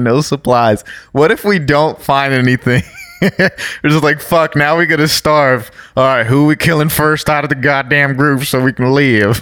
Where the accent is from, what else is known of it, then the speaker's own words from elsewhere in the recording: Brazil; now in United States; I was born in Brazil. Um obviously live in the United States.